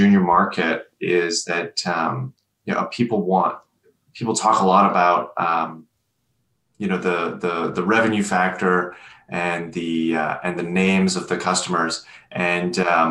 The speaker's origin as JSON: {"language": "English", "country": "Canada", "said": "I'm Canadian"}